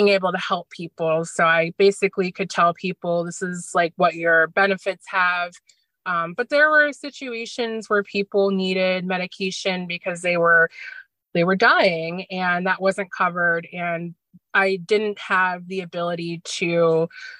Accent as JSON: {"language": "English", "town": "Scottsdale", "region": "Arizona", "country": "United States", "tie": "born or raised there", "moved": "as an adult", "lives_now": "Schenectady, United States", "said": "I'm originally from Scottsdale, Arizona, and I was, just turned 21 and was ready to just get out of my childhood hometown"}